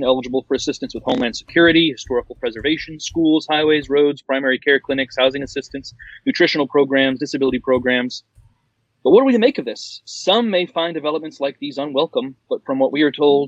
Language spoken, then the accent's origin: English; Choctaw Nation, Oklahoma, United States; a person like me who grew up in the heart of the Choctaw Nation